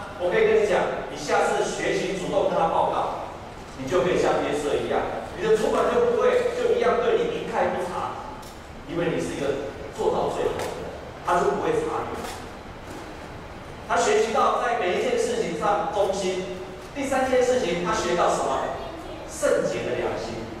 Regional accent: Taiwan; 我们台湾人讲一句话：“两头沙丘”，下面不行，举头三尺有神明

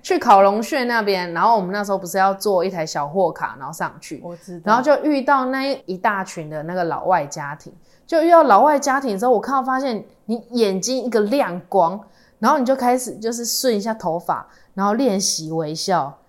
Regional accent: Tainan, Taiwan; 因为我们是台南人的关系嘛

